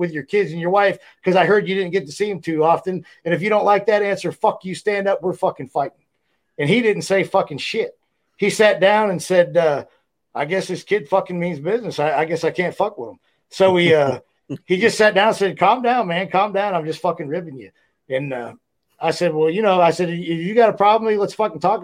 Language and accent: English; Ohio, United States; I'm from Ohio, so it was right down the road from where I grew up